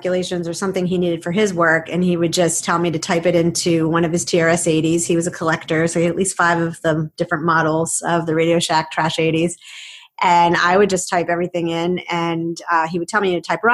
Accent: Framingham, Massachusetts, United States; I grew up here in Boston, in the Boston area, in Framingham. I'm a Boston girl

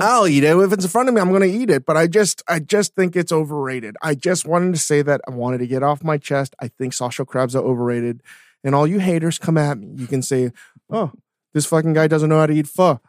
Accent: Virginia, United States; growing up in Virginia and the East Coast

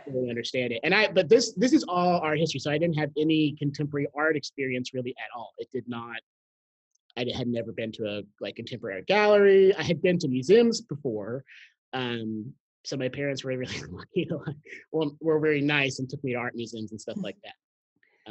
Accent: Graham, Texas, United States; also born or lived in San Antonio / Houston; I grew up in a, a, really small town in North Texas called uh, Graham

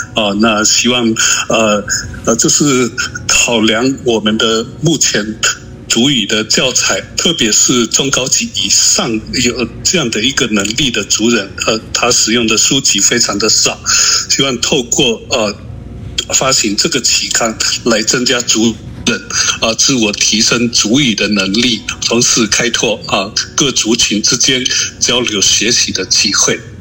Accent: Alishan, Chiayi County, Taiwan; 我是阿里山的周族人，粤语会董事长

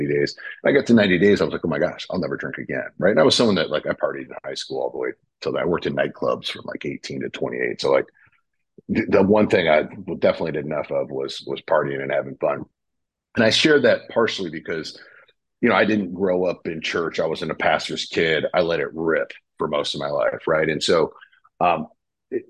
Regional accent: Michigan, United States; moved away as an adult; now in Texas, United States; I'm from Michigan originally

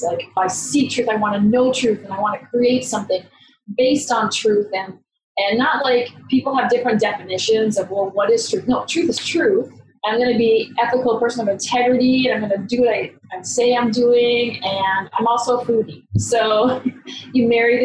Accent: United States; moved away as an adult; now in Canada; I'm originally born and raised in America

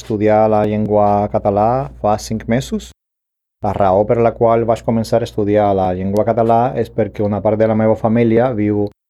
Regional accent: Cuba; Catalan is a second language; moved away as an adult; now in United States; sóc cubà, vic als Estats Units fa 28 anys

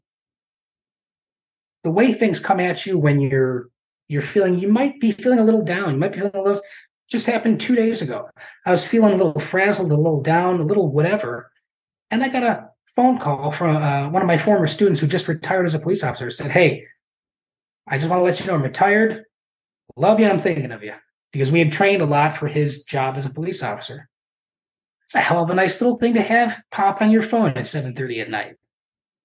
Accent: Chicago, Illinois, United States; now in Champaign-Urbana, United States; It's about 120 miles due south of Chicago. Matter of fact, where I work butts up against 57. So I like to joke that if I just hopped the fence and went north, I could get off in 2 hours and be in my hometown

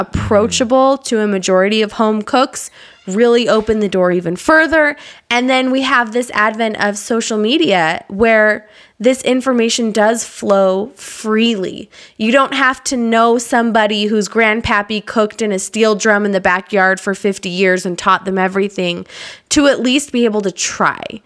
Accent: Utah, United States; I grew up in Utah

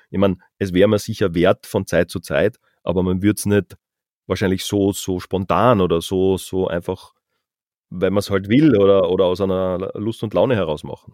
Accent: Carinthia, Austria; also born or lived in Vienna; wir kommen ja beide aus Kärnten

